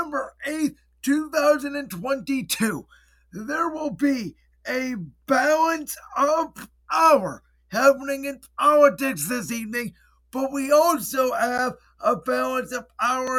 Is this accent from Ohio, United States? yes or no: yes; Cleveland, Ohio, United States; I am from Cleveland, Ohio